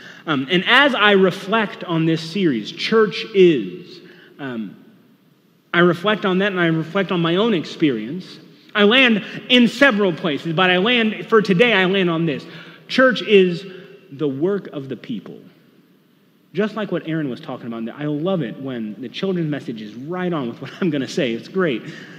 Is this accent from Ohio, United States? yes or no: yes; Hamilton, Ohio, United States; also born or lived in Lima / Toledo; So I was born in Lima when dad was serving a church there. We moved to a church in Toledo when I was still a baby, somewhere there, and then we stayed there until after first grade. And after first grade, we moved all the way down to Hamilton